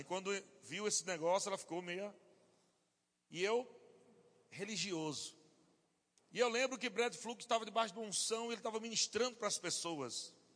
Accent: Natal, Rio Grande do Norte, Brazil; eu sou de Natal, Rio Grande do Norte

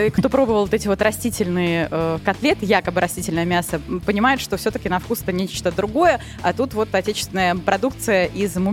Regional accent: Rostov-on-Don, Rostov Oblast, Russia; А некоторые из продавцов спрашивали, откуда мы, а мы из Ростова-на-Дону.

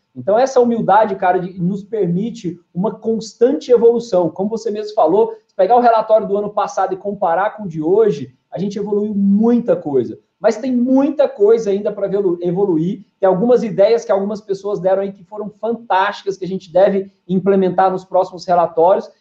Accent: Goiânia, Goiás, Brazil; also born or lived in São Paulo; eu sou natural de Goiânia, né, nasci aqui em Goiânia, é, me criei aqui em 2001, acabei me mudando para São Paulo para fazer faculdade

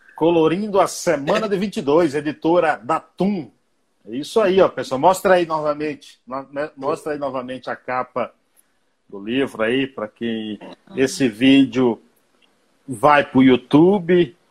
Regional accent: Bahia, Brazil; sou baiano

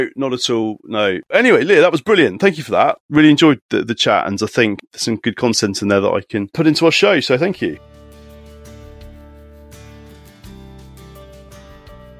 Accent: Taunton, South West England, United Kingdom; moved away; a place called Taunton, where we all grew up, but it's somewhere where we were desperate to escape from and managed to.

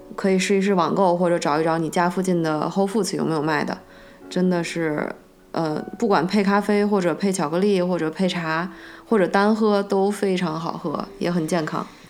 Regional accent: China; moved away; 即使连我们中国人也不一定了解，完完全全了解我们中国的饮食文化

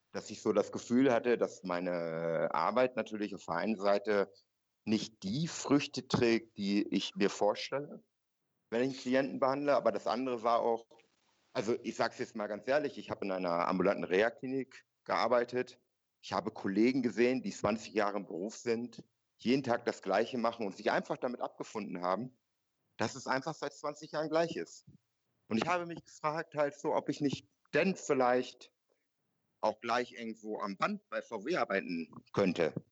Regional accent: North Germany, Germany; Äh, und ich komme dort aus Norddeutschland.

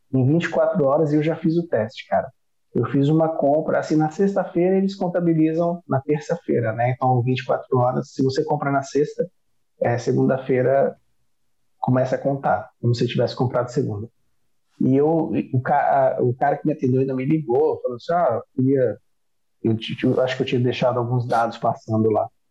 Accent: Brasília, Federal District, Brazil; moved away; also born or lived in Northeast Brazil; Eu sou de Brasília

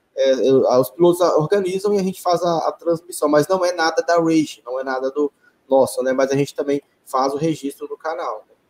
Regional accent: Belo Horizonte, Minas Gerais, Brazil; also born or lived in Betim; Hoje eu voltei para Belo Horizonte, né, para a cidade onde eu nasci e, e, fui criado

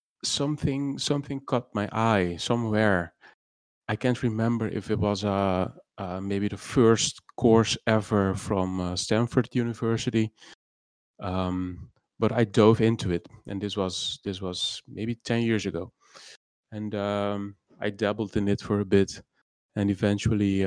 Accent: Curaçao; English is a second language; moved away as an adult; also born or lived in Netherlands; I was born in Curacao, and I lived here until I reckon my 18th.

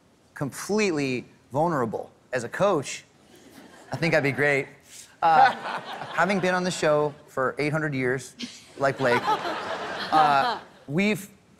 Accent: Los Angeles, California, United States; And you're in Los Angeles right now, which is my hometown.

